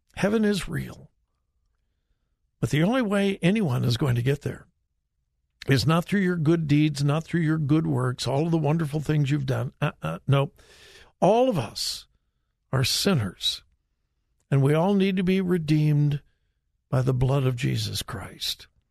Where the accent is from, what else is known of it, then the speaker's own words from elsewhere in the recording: California, United States; moved away; my home state of California